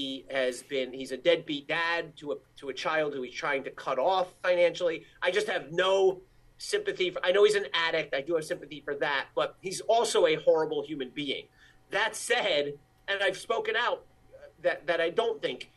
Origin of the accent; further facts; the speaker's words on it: Cherry Hill, New Jersey, United States; moved away; to have grown up there